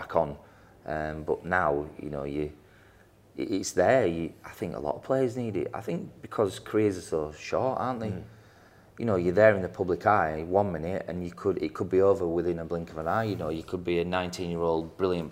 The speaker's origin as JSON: {"language": "English", "region": "Yorkshire and the Humber", "country": "United Kingdom", "said": "Being a Yorkshireman"}